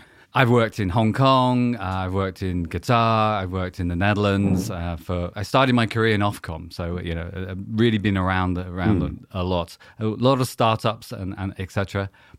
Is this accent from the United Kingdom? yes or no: yes; South West England, United Kingdom; accent: West Country; West Country accent. A long time ago, I was a boy from Devon, so there we go.